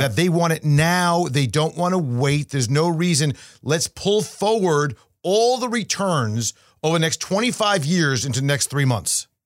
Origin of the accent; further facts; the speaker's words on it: Binghamton, New York, United States; SUNY Binghamton, New York, my hometown